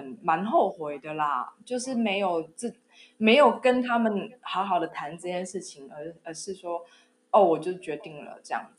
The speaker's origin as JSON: {"language": "Chinese", "country": "Taiwan", "moved": "as an adult", "lives_now": "Germany", "said": "那我们就选择了在德国生活，我就从台湾搬到德国来。那现在呢，我在德国也进入了第五年，就是生活第五年。"}